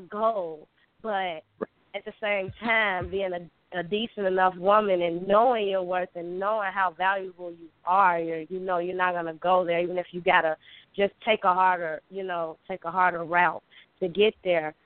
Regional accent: Chicago, Illinois, United States; I'm from Chicago, Chi Town

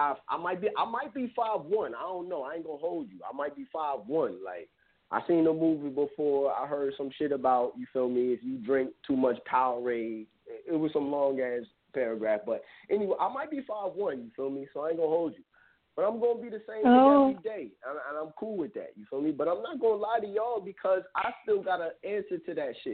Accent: New York City, New York, United States; I was born in Queens

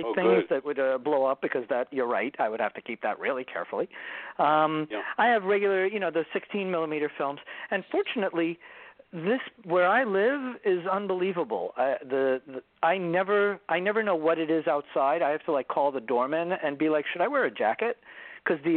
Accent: New York City, New York, United States; being a New Yorker

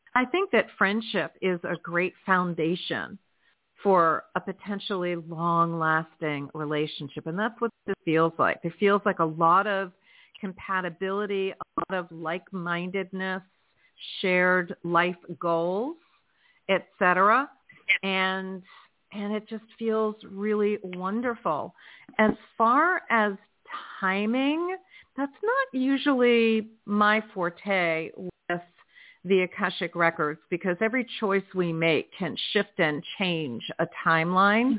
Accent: United States; moved away; Philadelphia, close to my hometown

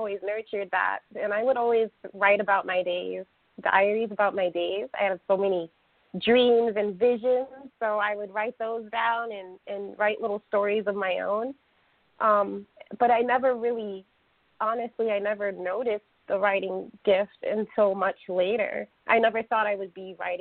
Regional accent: Maine, United States; also born or lived in New York; I kind of grew up more so in New England for the most part, which would be in the Maine area

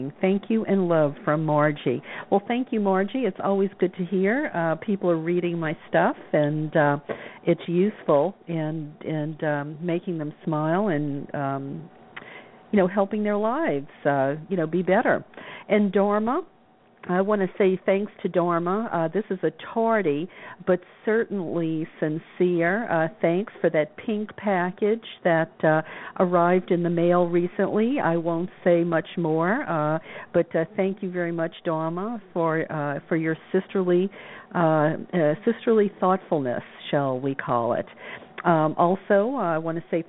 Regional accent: the South, United States; I was told as a nice girl growing up in the South

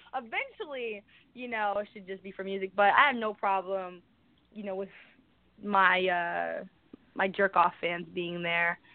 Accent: New York City, New York, United States; moved away as an adult; now in Los Angeles, United States; I'm from the Bronx

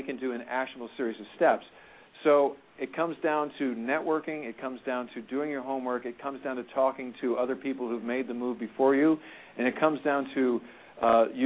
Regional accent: St. Louis, Missouri, United States; I'm from St. Louis as well

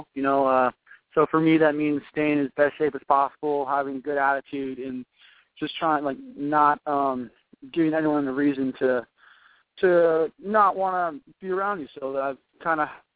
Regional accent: San Jose, California, United States; play for my hometown team

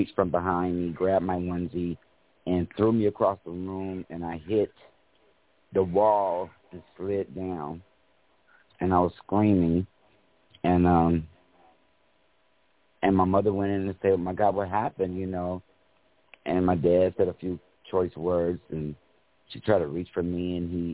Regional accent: Cincinnati, Ohio, United States; now in Fairfield, United States; I am originally from Cincinnati, Ohio, but now living in Fairfield, Ohio

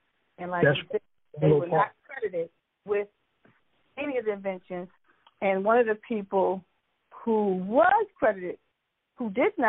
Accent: New Jersey, United States; I'm from New Jersey

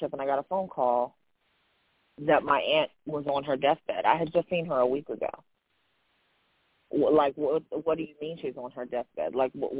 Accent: New York City, New York, United States; I'm from Jamaica, Queens, too, boo. We're from the same hood

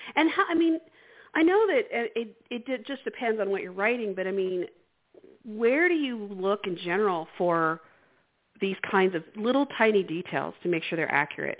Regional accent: Houston, Texas, United States; I grew up in Houston.

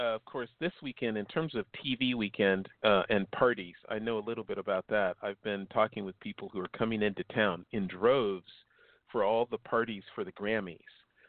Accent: Chicago, Illinois, United States; now in Los Angeles, United States; I'm from Chicago

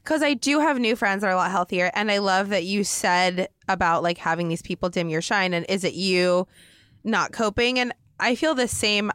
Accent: Oregon, United States; moved away as an adult; I'm from Oregon, but I just moved out here when I was twenty-one

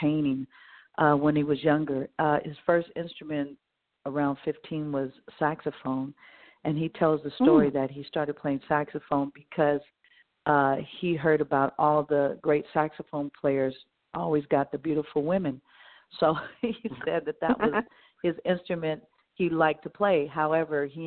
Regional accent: Bay Area, California, United States; growing up in the Bay Area, you know, listening to music

